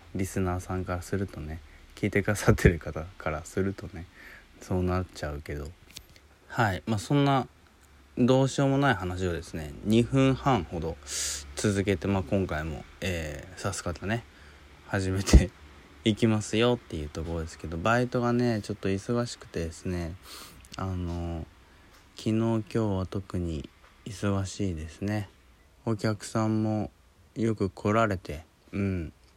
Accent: Hiroshima, Japan; moved away; also born or lived in Tokyo; 東京にね、いたんだけど、実家広島に戻って

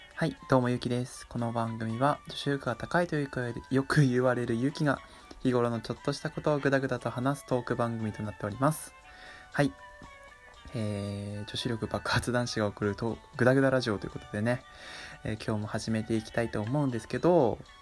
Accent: Miyagi, Japan; 地元の宮城のですね

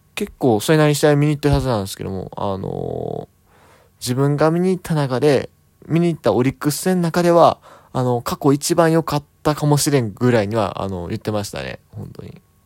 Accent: Kansai, Japan; moved away; 地元関西の方に戻ってですね、過ごしておりました。

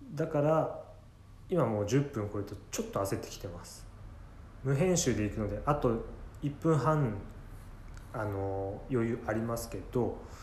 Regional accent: Ibaraki, Japan; accent: Ibaraki dialect; 自分なんか茨城の生まれなので

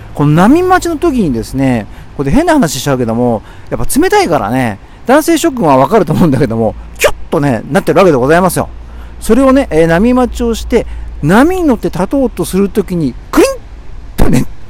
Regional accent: Tokyo, Japan; 僕は東京生まれなんだけど

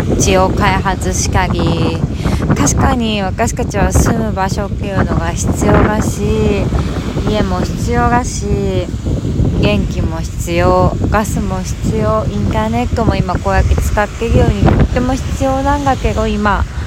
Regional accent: Hokkaido, Japan; now in Miyakojima, Japan; 私は北海道出身だけど

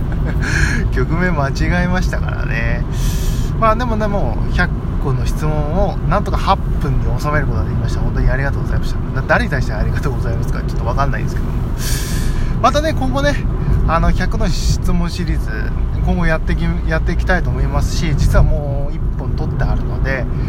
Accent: Fukui, Japan; 今、地元に帰ってきてて、で、僕の、まあ、住んでる実家に今帰ってきてる

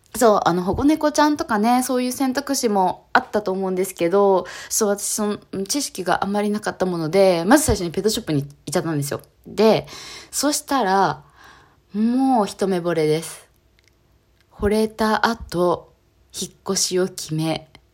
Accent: Kanagawa, Japan; 神奈川県出身です。今も神奈川県に住んでおります

